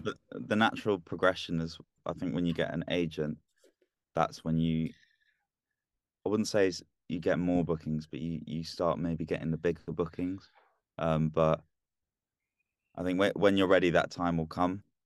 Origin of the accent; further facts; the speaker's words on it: London, United Kingdom; now in Leeds, United Kingdom; I'm from down south. I was born in London, but I, yeah, I just live up here